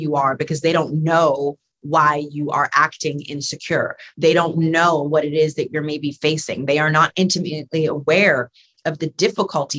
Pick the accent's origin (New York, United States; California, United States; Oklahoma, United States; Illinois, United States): New York, United States; New York City; a little Black girl growing up in New York City